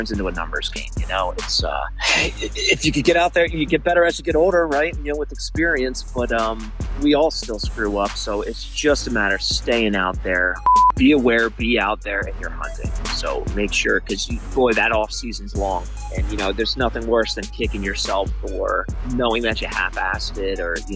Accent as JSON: {"language": "English", "region": "New Jersey", "country": "United States", "tie": "born or raised there", "also_born_or_lived": "Colorado / Arizona", "moved": "as an adult", "lives_now": "Tucson, United States", "said": "born and raised in New Jersey, but I got out of there as soon as I can. Right after college, I moved out west to Colorado."}